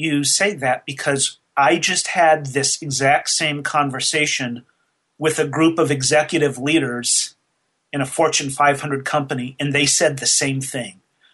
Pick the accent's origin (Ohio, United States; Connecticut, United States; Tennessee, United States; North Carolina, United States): Tennessee, United States; Nashville; I did a program here in my hometown. I'm in Nashville, Tennessee